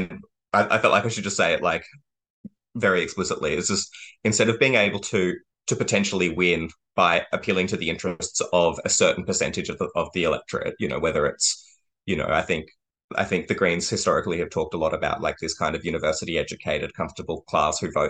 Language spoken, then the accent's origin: English; Brisbane, Queensland, Australia; I grew up in West End, and when I returned home